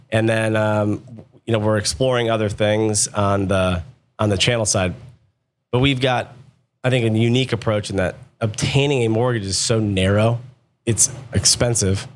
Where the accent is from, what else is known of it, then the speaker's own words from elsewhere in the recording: Akron, Ohio, United States; also born or lived in Columbus, Ohio; I grew up in Akron, Ohio, a town called Silver Lake